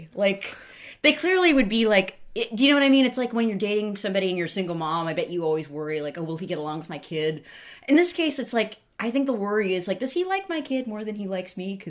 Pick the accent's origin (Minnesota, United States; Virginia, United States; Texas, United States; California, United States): California, United States; because we're both from California, it's kind of nice just to see California at Christmas time